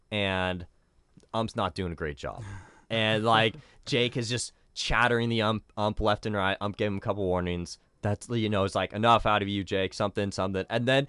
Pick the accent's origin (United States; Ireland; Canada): United States; Carlsbad, California; I'm from Carlsbad.